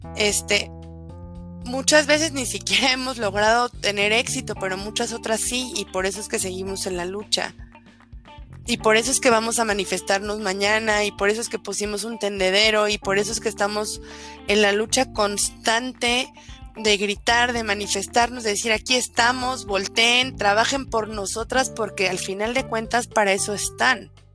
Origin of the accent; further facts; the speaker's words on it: Álvaro Obregón, Mexico City, Mexico; Pau y yo y las demás eh, compañeras que conformamos la red somos oriundas de Álvaro Obregón, nacimos en Álvaro Obregón y hemos vivido aquí toda nuestra vida